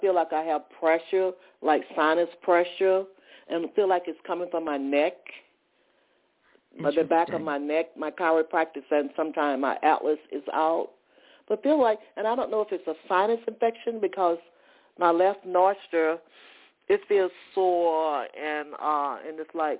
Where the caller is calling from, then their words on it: Atlanta, Georgia, United States; I'm calling from Atlanta, Georgia.